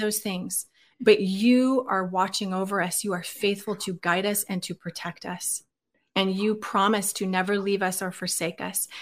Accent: Oregon, United States; moved away as an adult; I was born and raised in Oregon.

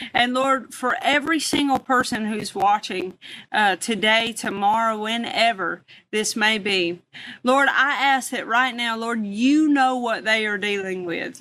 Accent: the South, United States; I'm from the South

